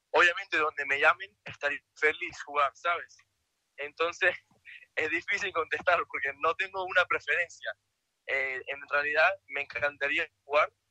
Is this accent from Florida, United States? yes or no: yes; Miami, Florida, United States; born there; yo, nací en Miami, pero mi papá es de Lima.